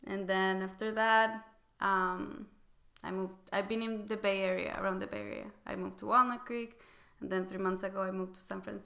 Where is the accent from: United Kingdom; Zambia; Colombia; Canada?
Colombia; Bogota; moved away as an adult; also born or lived in Wisconsin, United States; now in California, United States; I'm originally from Colombia. I was born in Bogota. The first time I moved to the U.S., I was 18 years